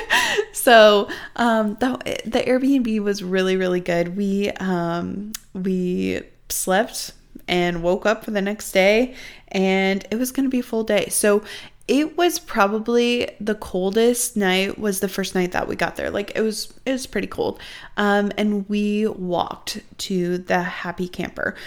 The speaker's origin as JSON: {"language": "English", "region": "Midwest", "country": "United States", "said": "I'm really from the Midwest"}